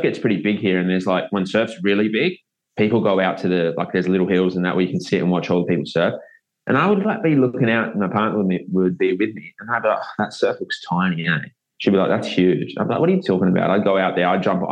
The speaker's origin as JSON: {"language": "English", "region": "South Australia", "country": "Australia", "tie": "born or raised there", "moved": "yes", "said": "I grew up in South Australia"}